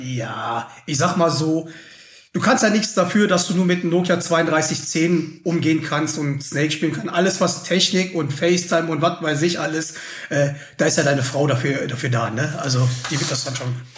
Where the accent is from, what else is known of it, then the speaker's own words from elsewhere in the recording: Schwelm, North Rhine-Westphalia, Germany; now in Munich, Germany; ich bin nämlich da in Schwelm aufgewachsen